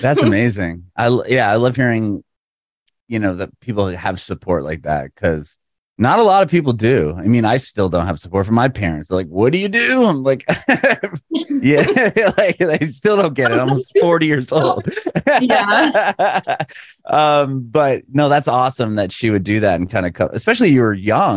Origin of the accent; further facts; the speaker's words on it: San Diego, California, United States; moved away as an adult; also born or lived in Walnut Creek; now in Nashville, United States; I'm from San Diego. I moved to Nashville like three years ago